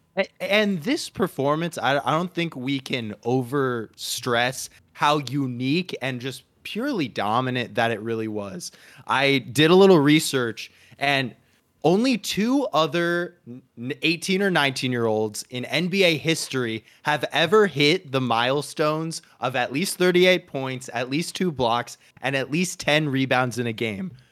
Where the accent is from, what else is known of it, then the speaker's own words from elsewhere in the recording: Arizona, United States; now in Los Angeles, United States; my home state of Arizona